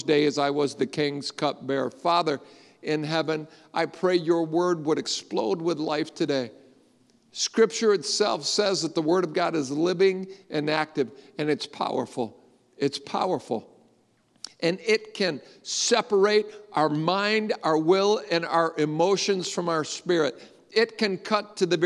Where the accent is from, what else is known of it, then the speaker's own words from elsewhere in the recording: Grand Rapids, Michigan, United States; I'm just a Polack from the west side of Grand Rapids